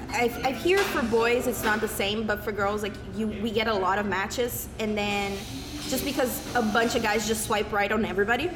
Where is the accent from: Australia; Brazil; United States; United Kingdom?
Brazil; born or raised there; now in Canada